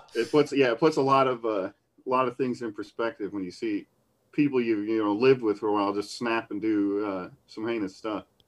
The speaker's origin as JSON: {"language": "English", "town": "Battle Creek", "region": "Michigan", "country": "United States", "tie": "born or raised there", "said": "Battle Creek Federal Center, my hometown"}